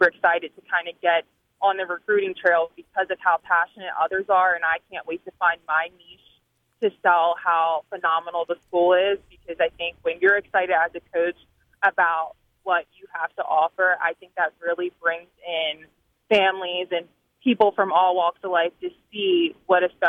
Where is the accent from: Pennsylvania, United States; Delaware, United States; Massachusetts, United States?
Delaware, United States; now in Harrisonburg, United States; I grew up in Delaware